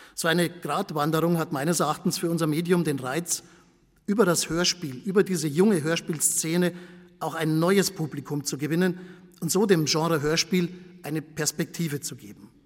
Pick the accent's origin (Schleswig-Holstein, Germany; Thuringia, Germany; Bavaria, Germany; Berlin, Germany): Bavaria, Germany; accent: Bavarian; Ich komme vom Bayerischen Rundfunk, wie Sie an meinem Akzent sicher unschwer erkennen können